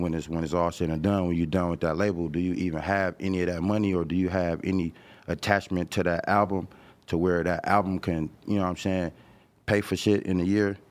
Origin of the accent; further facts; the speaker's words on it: Los Angeles, California, United States; this my hood